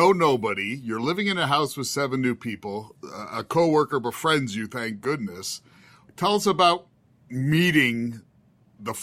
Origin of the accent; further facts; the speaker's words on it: Maryland, United States; I'm from Maryland.